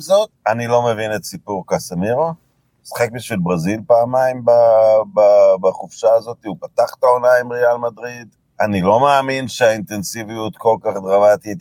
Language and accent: Hebrew; Israel; גדלנו במדינה שלא הייתה קולוניה בריטית